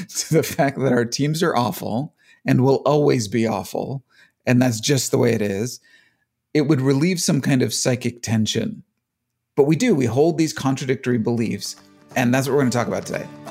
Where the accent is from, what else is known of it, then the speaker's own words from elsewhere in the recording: Cleveland, Ohio, United States; moved away; also born or lived in Phoenix, Arizona; I grew up in Cleveland and then moved away